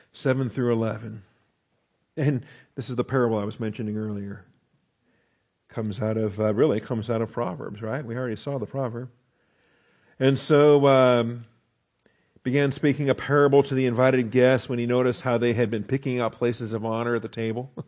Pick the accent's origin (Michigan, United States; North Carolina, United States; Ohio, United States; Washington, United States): Washington, United States; I grew up in Washington State, and, and we are a lumberjack state